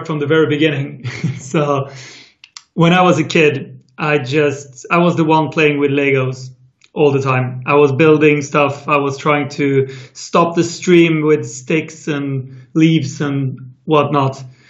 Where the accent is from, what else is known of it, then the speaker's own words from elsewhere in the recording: Sweden; my hometown in Sweden